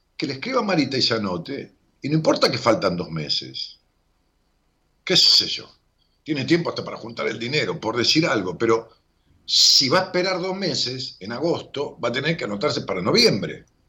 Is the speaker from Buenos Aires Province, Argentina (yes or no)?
yes; Ramos Mejía, Buenos Aires Province, Argentina; yo nací pegado en Ramos Mejía, pegado a una localidad que se llama Ingeniero.